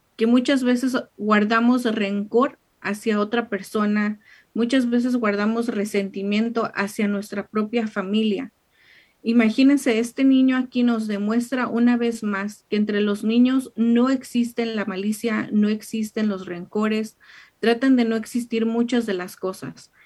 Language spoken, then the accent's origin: Spanish; Mexico; moved away; mexicana, allá en su casa, en, en mi pueblo